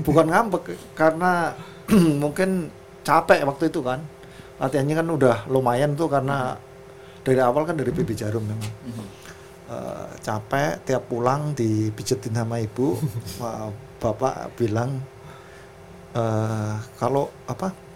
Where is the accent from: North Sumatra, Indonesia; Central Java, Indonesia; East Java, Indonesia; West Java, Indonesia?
Central Java, Indonesia; Kudus; kita dari Kudus